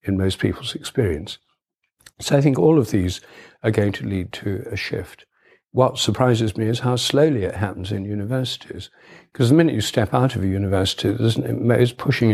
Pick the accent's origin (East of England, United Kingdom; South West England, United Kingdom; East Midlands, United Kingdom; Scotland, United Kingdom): East Midlands, United Kingdom; Newark; when I was a child, we had a telephone at home in my hometown, Newark in Nottinghamshire.